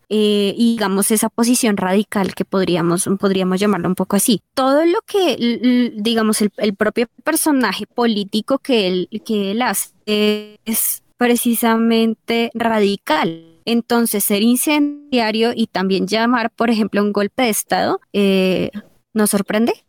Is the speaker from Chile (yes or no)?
no; Colombia; nosotros como colombianos